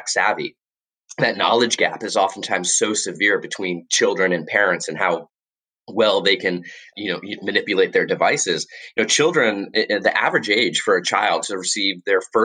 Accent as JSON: {"language": "English", "region": "Florida", "country": "United States", "tie": "born or raised there", "also_born_or_lived": "Washington, D.C.", "moved": "as an adult", "said": "And now I live back in my home state of Florida"}